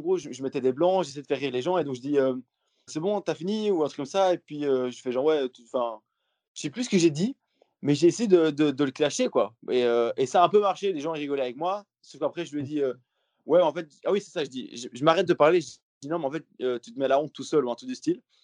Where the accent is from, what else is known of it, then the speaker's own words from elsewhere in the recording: Belgium; je suis belge